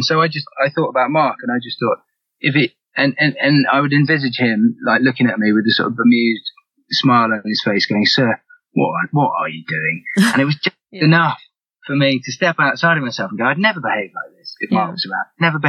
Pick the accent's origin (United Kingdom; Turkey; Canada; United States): United Kingdom; England; Yeah, in England.